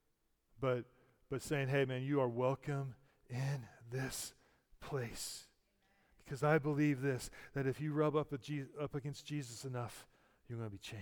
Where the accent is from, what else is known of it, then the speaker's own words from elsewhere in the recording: United States; I'm an American and I go to church on holidays